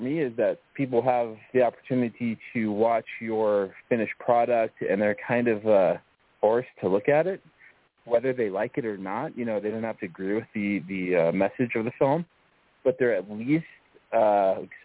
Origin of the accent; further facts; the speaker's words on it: Denver, Colorado, United States; moved away as an adult; also born or lived in Los Angeles, California; I was born and raised in Inglewood/Denver, Colorado